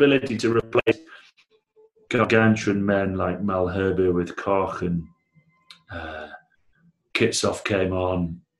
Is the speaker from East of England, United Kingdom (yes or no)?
no; Blackburn, North West England, United Kingdom; I'm from Blackburn